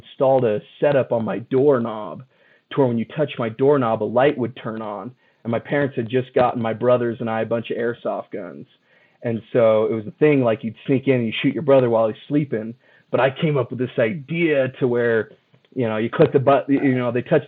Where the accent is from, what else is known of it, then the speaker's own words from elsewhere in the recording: Mesa, Arizona, United States; I moved up from Mesa, Arizona to go to school for mechanical engineering.